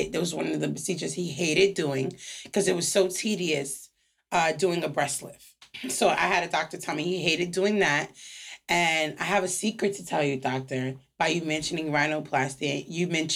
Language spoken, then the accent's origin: English; New York, United States; also born or lived in Miami / Spain; I lived here 10 years. I'm from New York. I moved back to New York, and I love Miami. But nothing's like my city in New York